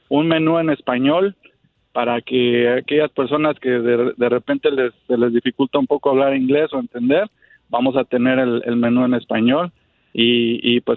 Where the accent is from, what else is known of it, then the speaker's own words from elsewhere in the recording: Mexico City, Mexico; now in United States; Yo soy de la Ciudad de México.